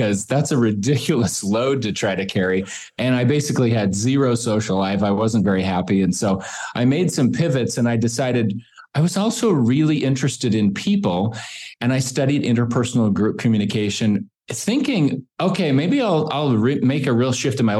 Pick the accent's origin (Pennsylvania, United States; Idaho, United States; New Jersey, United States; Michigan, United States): Idaho, United States; Boise; I grew up here in Boise